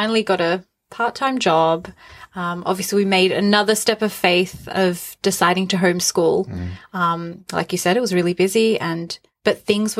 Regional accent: Australia; moved away as an adult; now in Newcastle, United Kingdom; I grew up in Australia

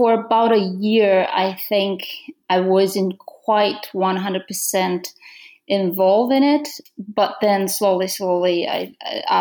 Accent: Romania; English is a second language; moved away as an adult; now in Toronto, Canada; I'm from Romania. I immigrated to Canada

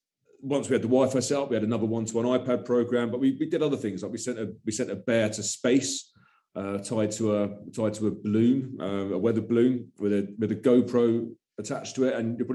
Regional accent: Brighton, South East England, United Kingdom; moved away as an adult; also born or lived in London / Worcester; I'm from Brighton, so it made sense to do it there.

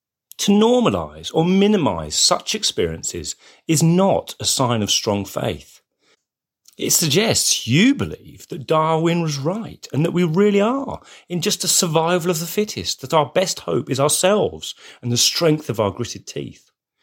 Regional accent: England, United Kingdom; As an Englishman

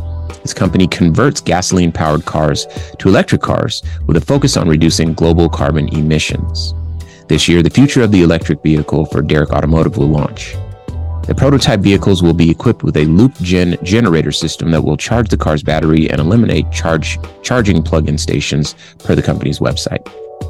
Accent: Compton, California, United States; I'm from Compton, California.

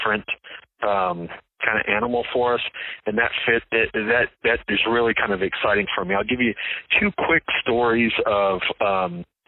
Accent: San Antonio, Texas, United States; also born or lived in Indiana; I grew up in San Antonio and went to Judson

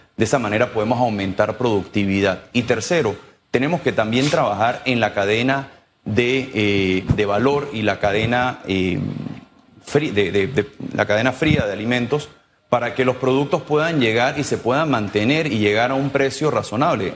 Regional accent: Panama; nosotros como sector privado, como panameños

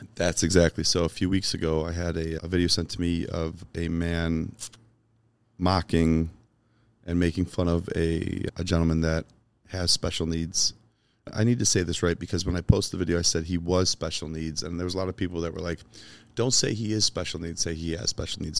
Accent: Chicago, Illinois, United States; moved away; I grew up in Chicago.

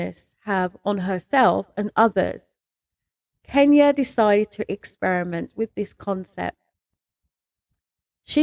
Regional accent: London, United Kingdom; moved away as an adult; now in Berkshire, United Kingdom; when I moved from London, because I'm a Londoner, when I moved from London to Berkshire

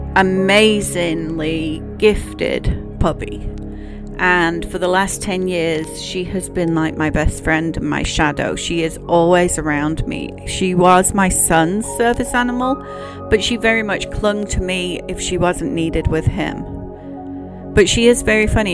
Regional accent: United Kingdom; as a Brit

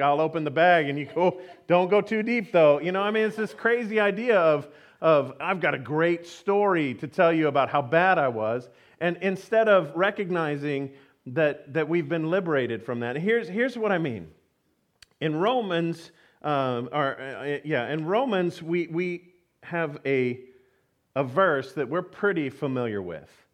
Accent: Houston, Texas, United States; I grew up in Houston, Texas

